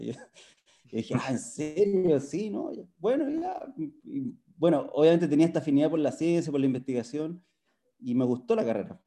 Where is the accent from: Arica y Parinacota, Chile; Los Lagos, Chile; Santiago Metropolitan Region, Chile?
Santiago Metropolitan Region, Chile; Santiago; me nacido y criado en Santiago